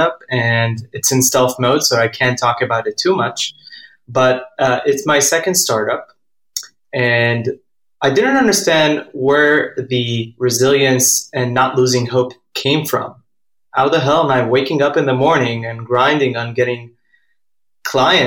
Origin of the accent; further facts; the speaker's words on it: Even Yehuda, Central District, Israel; moved away as an adult; also born or lived in Stanford; Born and raised in Eben Yehuda, and I think that being Israeli is a big part of my life